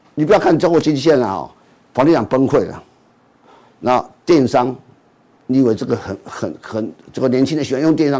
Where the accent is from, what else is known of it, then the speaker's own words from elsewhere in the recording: Taiwan; 我住的天母附近也是公司